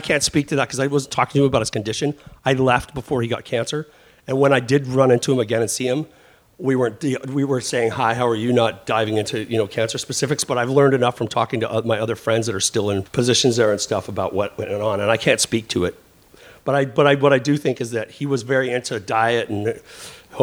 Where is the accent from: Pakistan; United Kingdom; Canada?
Canada; Vancouver, British Columbia; moved away; also born or lived in Southern California / Bay Area; I grew up in Vancouver.